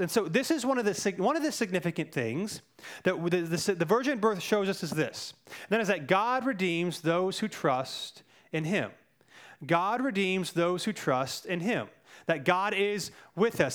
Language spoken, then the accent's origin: English; Cary, North Carolina, United States; I grew up in Cary